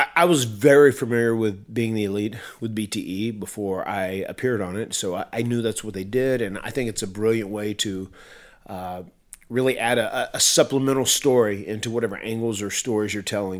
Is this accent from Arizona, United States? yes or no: no; North Carolina, United States; I'm from North Carolina and I'm a, I'm an old, uh, old country boy.